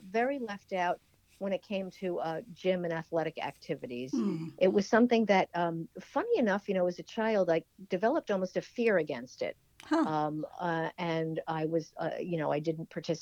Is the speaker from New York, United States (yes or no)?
yes; Oyster Bay, New York, United States; I'm from Oyster Bay, Long Island, the North Shore